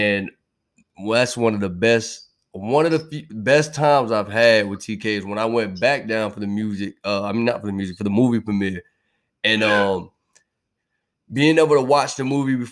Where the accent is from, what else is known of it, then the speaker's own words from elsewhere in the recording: Florida, United States; I'm from Florida